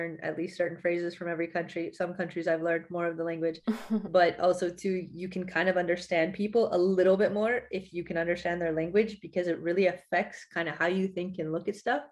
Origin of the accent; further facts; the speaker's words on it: West Coast, United States; moved away as an adult; also born or lived in Sweden / Italy / Netherlands; now in France; I went to college on the East Coast and I'm from the West Coast